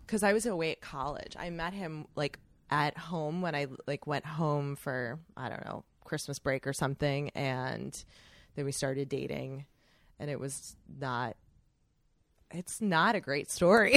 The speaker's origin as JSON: {"language": "English", "town": "Chicago", "region": "Illinois", "country": "United States", "moved": "as an adult", "said": "I'm from Chicago. I moved back home"}